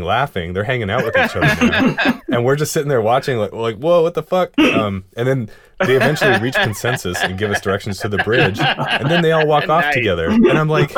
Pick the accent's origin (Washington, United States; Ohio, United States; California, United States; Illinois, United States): Washington, United States; Seattle; we're three dudes from Seattle